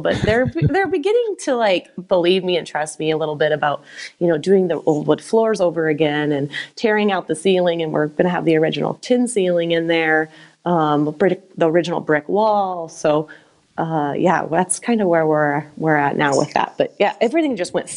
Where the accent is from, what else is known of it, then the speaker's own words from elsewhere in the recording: Anthon, Iowa, United States; also born or lived in Mapleton; my hometown of Anthon